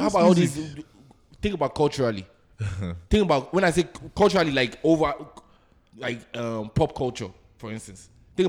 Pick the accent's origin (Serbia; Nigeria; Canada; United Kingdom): Nigeria; moved away; if all of us Nigerians in diaspora are doing well outside of the country